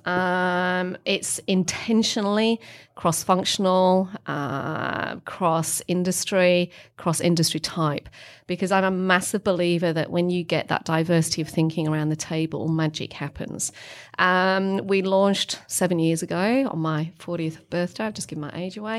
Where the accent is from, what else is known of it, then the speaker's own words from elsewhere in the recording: England, United Kingdom; moved away as an adult; also born or lived in Melbourne, Australia; now in Australia; as all English